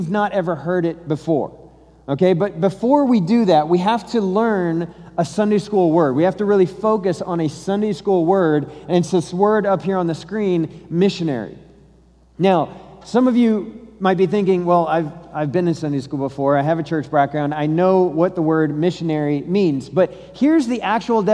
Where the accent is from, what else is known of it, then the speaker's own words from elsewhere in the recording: Colorado, United States; So I'm from Colorado, I'm not from Texas.